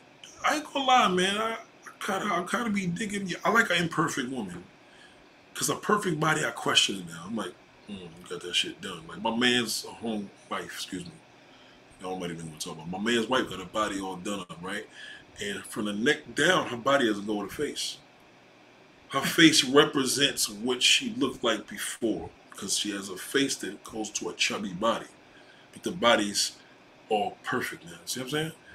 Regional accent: New York City, New York, United States; also born or lived in Brooklyn / Staten Island; I was born in Brooklyn, raised in Queens

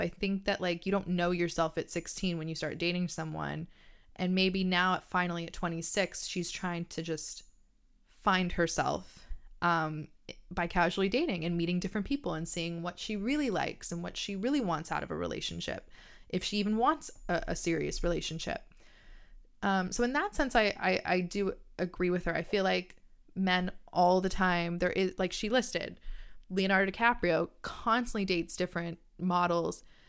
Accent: Canada; I'm Canadian

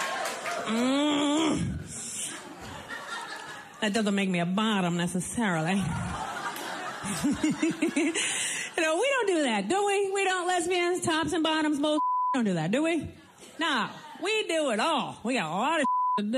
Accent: Rhode Island, United States; I grew up in Rhode Island, a little roadie

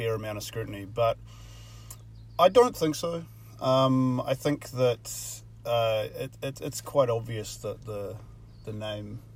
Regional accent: New Zealand; as a New Zealander

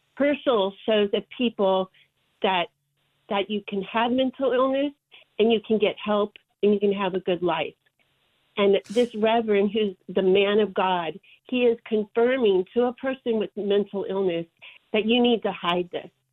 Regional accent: Georgia, United States; I'm from Georgia

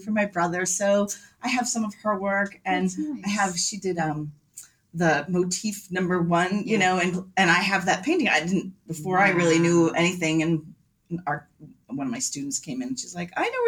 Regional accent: Connecticut, United States; also born or lived in Long Island, New York; now in Northampton, United States; I was born on Long Island, but moved to Connecticut. And so I am a New Englander

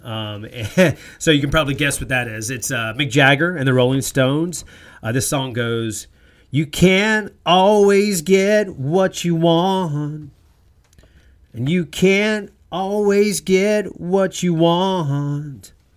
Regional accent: North Carolina, United States; moved away; growing up in North Carolina, how basketball was king for me

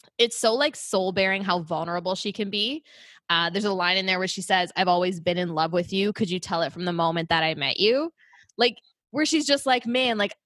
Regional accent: Oakville, Ontario, Canada; born or raised there

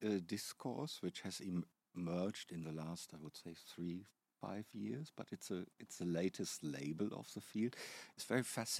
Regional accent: Germany; accent: German; English is a second language; moved away as an adult; also born or lived in Canada; now in Toronto, Canada; I've been in Canada for 15 years. I'm originally from Germany, as my ineradicable accent gives away.

